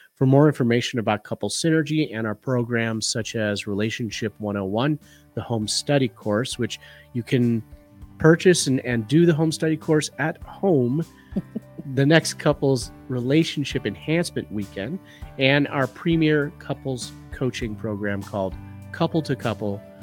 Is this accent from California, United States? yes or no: no; Chicago, Illinois, United States; moved away as an adult; now in western Colorado, United States; we both were born and bred in the Chicagoland area and lived the majority of our lives there